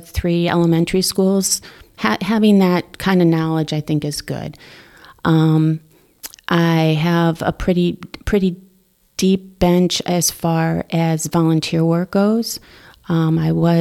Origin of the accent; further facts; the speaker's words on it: Wisconsin, United States; now in Darien, United States; I grew up in Wisconsin and went to University of Wisconsin